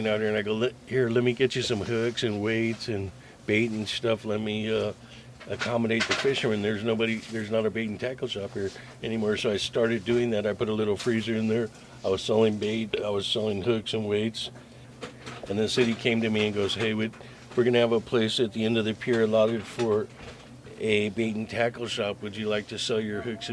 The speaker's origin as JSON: {"language": "English", "town": "Santa Monica", "region": "California", "country": "United States", "tie": "born or raised there", "said": "I grew up here in Santa Monica, and my grandmother used to work on the old pier"}